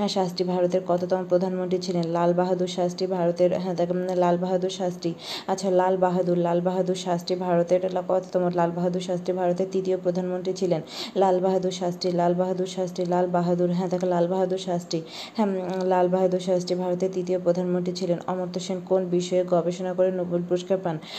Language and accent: Bangla; Bangladesh; আমাদের দেশে